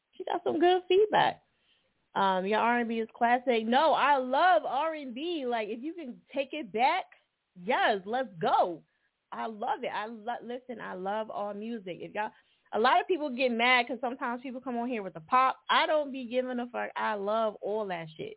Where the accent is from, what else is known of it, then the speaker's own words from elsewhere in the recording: New Jersey, United States; moved away; I'm originally from Jersey.